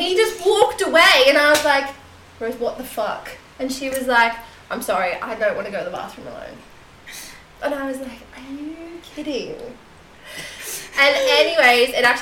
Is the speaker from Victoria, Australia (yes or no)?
yes; Seymour, Victoria, Australia; my hometown in Seymour